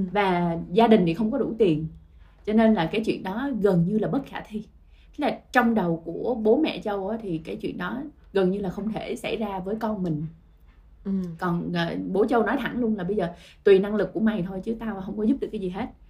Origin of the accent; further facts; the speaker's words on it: Ho Chi Minh City, Vietnam; mình là người Sài Gòn